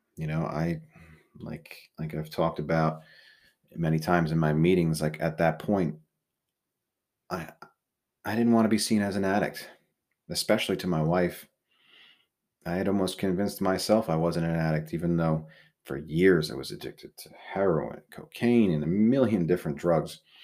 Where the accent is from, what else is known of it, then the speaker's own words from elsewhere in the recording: Southold, New York, United States; we really wanted to raise our kids in Southhold. It's where I grew up.